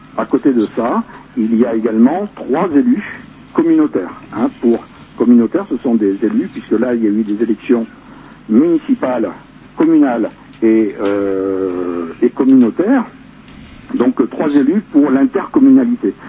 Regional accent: Ho Chi Minh City, Vietnam; also born or lived in Rennes, France; now in Les Contamines-Montjoie, France; je suis né à Saïdon, moi. Hein, d'un père français et d'une mère vietnamienne

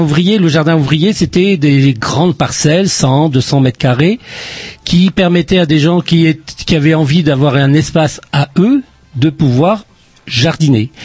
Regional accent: Plabennec, Brittany, France; accent: Plabennec; on me dit que je suis de Plabennec, j'ai l'accent de Plabennec des fois

